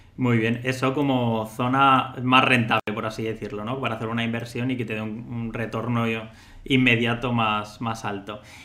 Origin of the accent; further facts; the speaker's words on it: Valencia, Valencian Community, Spain; Los dos somos, somos de Valencia